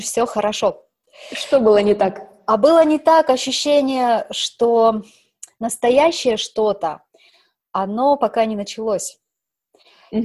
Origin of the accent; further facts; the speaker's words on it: Omsk Oblast, Russia; moved away as an adult; also born or lived in Moscow / Paris / Provence; now in Monaco; Родилась я в Омской области, в таком маленьком